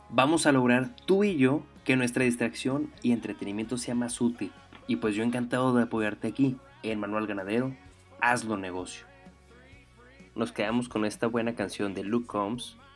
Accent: Delicias, Chihuahua, Mexico; Soy originario de Delice, Chihuahua, y me dedico desde hace, pues, te gustan, unos 8 años a la ganadería extensiva en el árido municipio de Jiménez, Chihuahua.

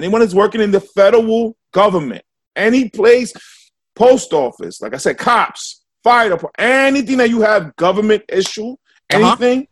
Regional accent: New York City, New York, United States; we are from New York City.

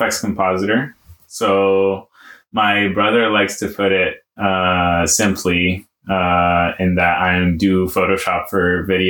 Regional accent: Egypt; I was born in Egypt. I'm Egyptian Canadian and 24 years old.

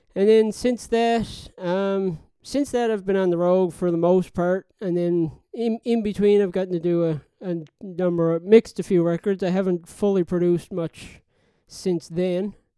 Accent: Newfoundland and Labrador, Canada; now in Halifax, Canada; I'm originally from Newfoundland, living in Halifax now

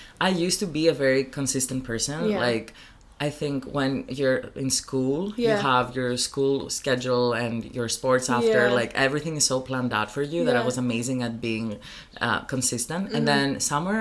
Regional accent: Greece; moved away; So I'm from Greece and he's also Greek

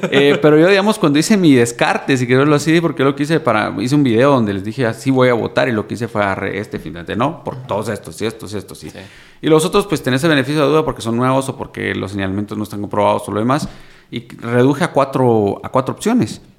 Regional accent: Guatemala; Pero así somos, así somos los chapines, vamos.

